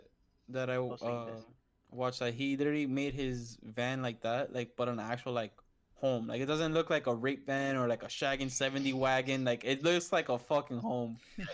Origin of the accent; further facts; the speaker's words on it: Sancti Spíritus, Cuba; moved away; I'm from Santi Espiritu.